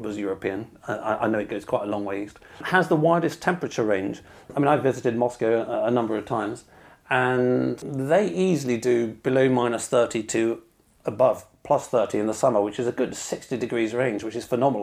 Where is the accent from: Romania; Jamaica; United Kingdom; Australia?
United Kingdom; me being British